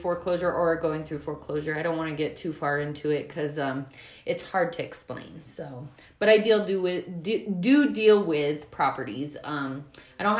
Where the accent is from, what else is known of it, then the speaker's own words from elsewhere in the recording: Jamestown, New York, United States; also born or lived in North Dakota; now in Colorado, United States; I grew up in Jamestown, New York.